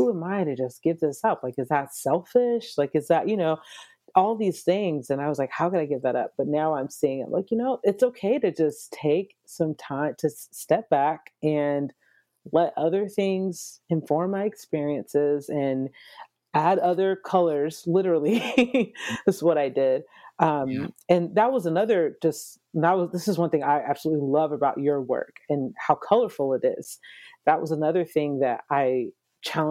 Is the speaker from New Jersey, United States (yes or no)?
no; Atlanta, Georgia, United States; moved away; also born or lived in Nashville / Dallas / Los Angeles; I'm originally from Atlanta, Georgia